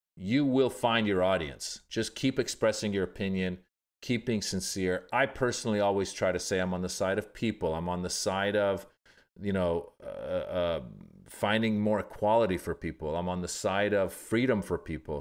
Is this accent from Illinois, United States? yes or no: no; Northern California, United States; also born or lived in Iran; I was born in Iran, grew up in Northern California